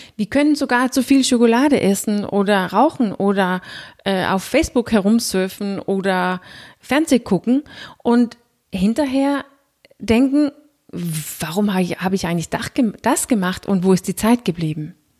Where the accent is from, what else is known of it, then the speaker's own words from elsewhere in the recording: Denmark; accent: Danish; German is a second language; Wie du hörst, bin ich nicht gebürtige Deutsche, ich bin Dänin